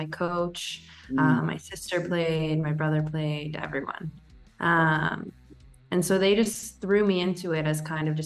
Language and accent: English; Toronto, Ontario, Canada; moved away as an adult; also born or lived in Indiana, United States; now in Portugal; I'm from Toronto, Canada